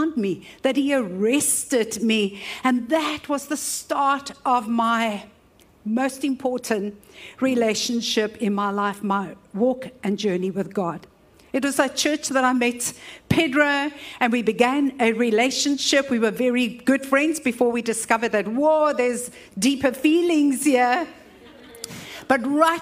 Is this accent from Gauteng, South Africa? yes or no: no; Cape Town, Western Cape, South Africa; I was raised in Woodstock